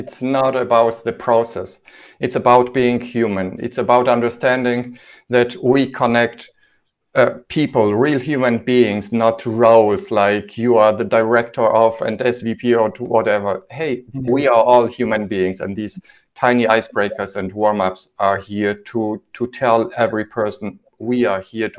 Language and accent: English; Poland; English is a second language; now in Germany; when I came from Poland, we were asked to kind of make the names that I used to have sound more German.